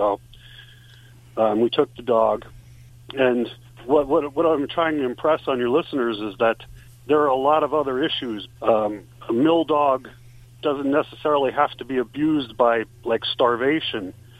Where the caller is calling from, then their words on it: Eberville, Pennsylvania, United States; Eberville, Pennsylvania.